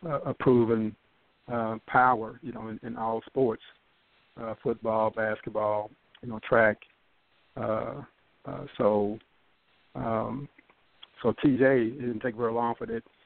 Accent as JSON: {"language": "English", "town": "Louisville", "region": "Kentucky", "country": "United States", "tie": "born or raised there", "said": "growing up in Louisville in the these uh, early '60s"}